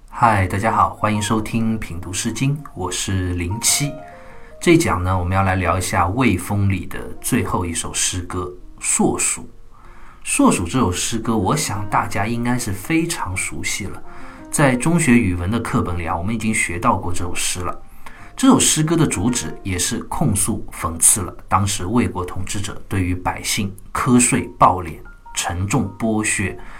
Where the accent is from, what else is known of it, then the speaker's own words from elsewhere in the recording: China; 我们中国人